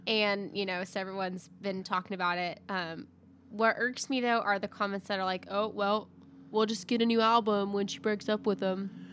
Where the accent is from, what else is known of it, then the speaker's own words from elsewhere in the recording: Arkansas, United States; I'm from Arkansas